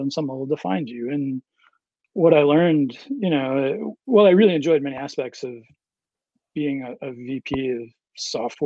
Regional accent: Berlin, New Hampshire, United States; I grew up in Berlin, New Hampshire.

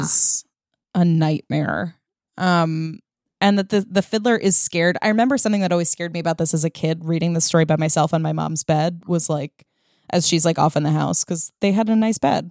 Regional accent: Massapequa, New York, United States; My hometown

